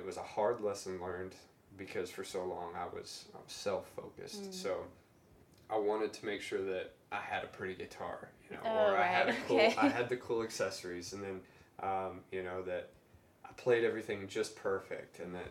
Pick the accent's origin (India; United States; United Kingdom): United States; the Bible Belt; growing up in the Bible Belt